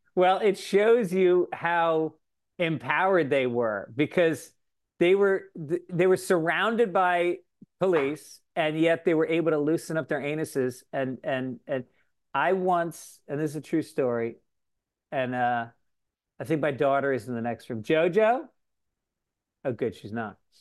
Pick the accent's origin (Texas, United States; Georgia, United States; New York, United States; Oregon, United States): New York, United States; Tarrytown; I grew up in Tarrytown, New York